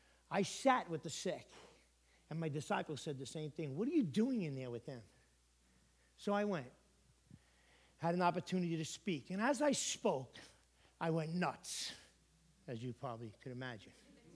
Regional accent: Connecticut, United States; I'm a pastor from Connecticut that has come out here to do what?

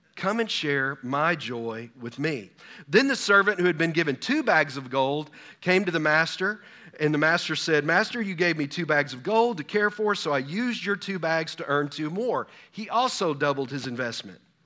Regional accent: Texas, United States; I'm from Texas

